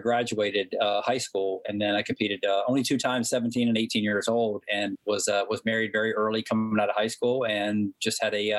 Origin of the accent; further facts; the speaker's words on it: Hickory, North Carolina, United States; accent: Southern; moved away; I grew up in Hickory, North Carolina. Proud of my hometown.